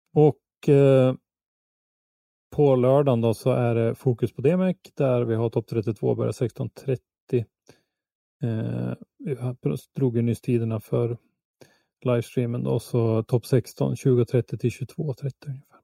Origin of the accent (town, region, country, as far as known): Sweden